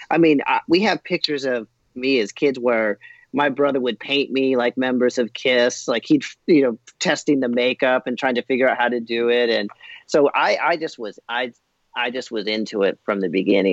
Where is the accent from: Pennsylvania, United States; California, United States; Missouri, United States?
California, United States; Southern; we grew up in Southern California